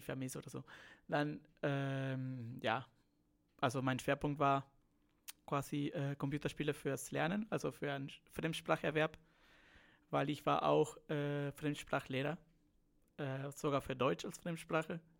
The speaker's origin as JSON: {"language": "German", "country": "Peru", "also_born_or_lived": "Siegen, Germany / Bayreuth, Germany", "accent": "Spanish", "second_language": "German", "moved": "as an adult", "lives_now": "Germany", "said": "ich bin Peruaner, muss man sagen. Ich komme aus Lateinamerika und deshalb habe ich auch ein bisschen so diesen spanischen Akzent"}